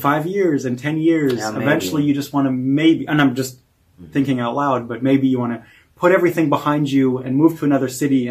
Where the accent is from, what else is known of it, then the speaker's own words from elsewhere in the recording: Oregon, United States; moved away as an adult; also born or lived in California; And so now I'm at Toby's house in Hamburg, Germany, and I'm from Oregon. And in the summer, I lived in California for the last 5 years.